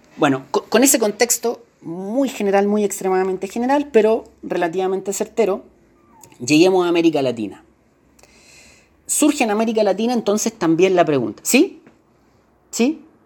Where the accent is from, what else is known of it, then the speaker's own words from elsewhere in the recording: Chile; nosotros que somos chilenos